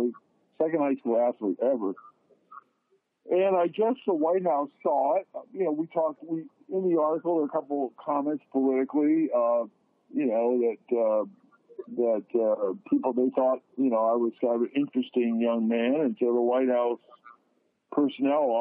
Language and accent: English; Mansfield, Pennsylvania, United States; my hometown of Mansfield, Pennsylvania